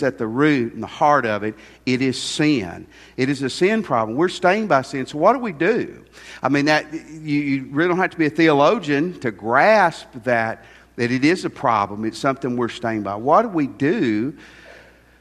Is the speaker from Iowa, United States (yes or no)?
no; near Shiloh National Park, Tennessee, United States; I grew up near Shiloh National Park.